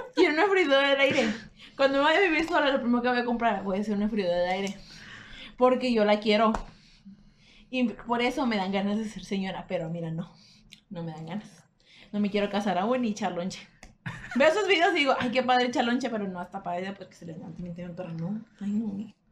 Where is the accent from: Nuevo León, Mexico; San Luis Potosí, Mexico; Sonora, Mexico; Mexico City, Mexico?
Nuevo León, Mexico; Monterrey; Somos de Monterrey.